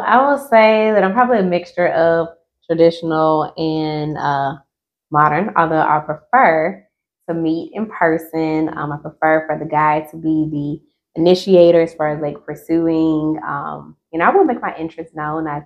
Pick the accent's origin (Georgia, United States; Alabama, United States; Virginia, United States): Georgia, United States; LaGrange; now in Atlanta, United States; originally from LaGrange, Georgia